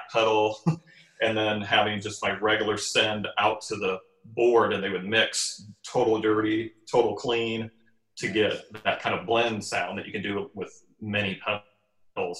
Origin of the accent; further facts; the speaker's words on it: Iowa, United States; now in Arizona, United States; I grew up in Iowa